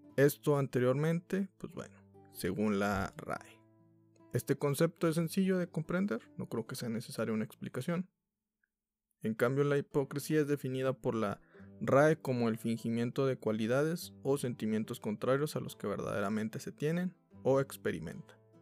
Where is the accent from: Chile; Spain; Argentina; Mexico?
Mexico; como mexicanos